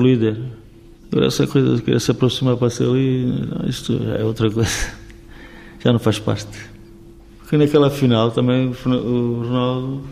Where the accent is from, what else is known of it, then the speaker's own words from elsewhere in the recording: Vila Real, Norte, Portugal; Eu estou na minha terra